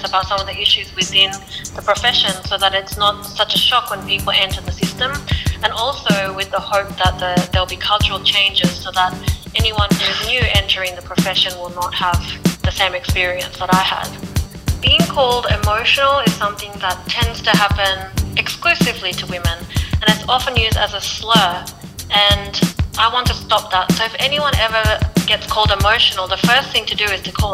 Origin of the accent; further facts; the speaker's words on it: Japan; I was born in Japan.